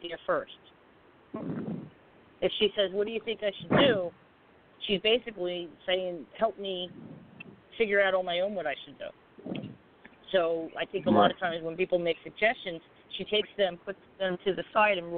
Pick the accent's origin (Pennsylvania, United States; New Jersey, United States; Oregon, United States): Pennsylvania, United States; Philadelphia; I'm from South Philly.